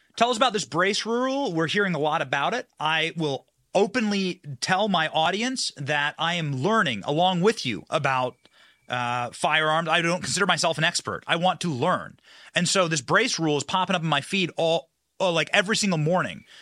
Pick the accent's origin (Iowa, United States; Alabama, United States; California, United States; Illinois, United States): Iowa, United States; moved away; also born or lived in Florida; I'm from Iowa